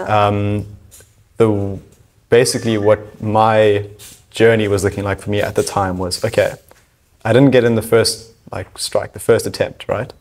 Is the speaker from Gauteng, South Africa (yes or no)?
no; Cape Town, Western Cape, South Africa; I'm from Cape Town. I've pretty much been here my whole life.